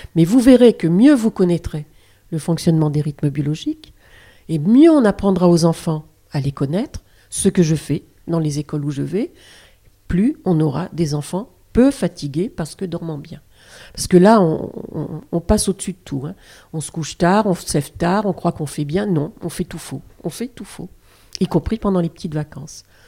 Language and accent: French; France; chez nous en France